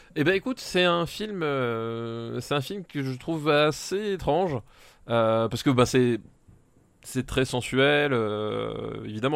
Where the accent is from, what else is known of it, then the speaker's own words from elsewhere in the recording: France; Je suis français, je parle français